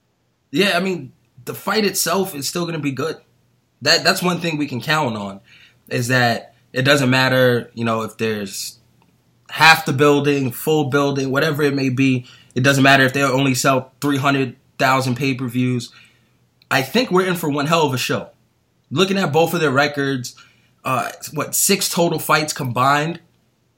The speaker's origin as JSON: {"language": "English", "region": "East Coast", "country": "United States", "tie": "born or raised there", "moved": "as an adult", "said": "we grew up on the East Coast"}